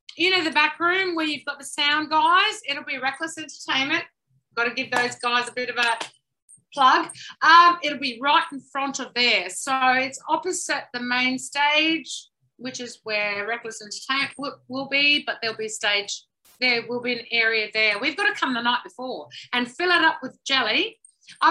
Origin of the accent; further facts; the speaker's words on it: Adelaide, South Australia, Australia; moved away; I'm originally from Adelaide a long time ago, which I fled many, many, many times.